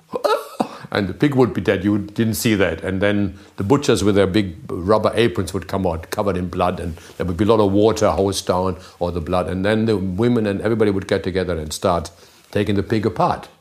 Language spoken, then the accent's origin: English; Germany; childhood was in a little town which is almost a country